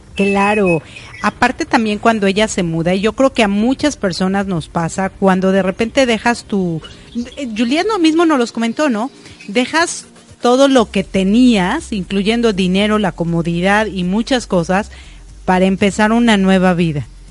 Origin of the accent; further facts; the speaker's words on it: Mexico; now in United States; yo nací en México y vivo en Estados Unidos